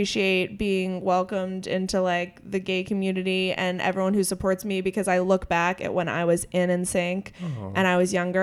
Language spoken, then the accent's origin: English; Clarion, Pennsylvania, United States; my hometown of Clarion, Pennsylvania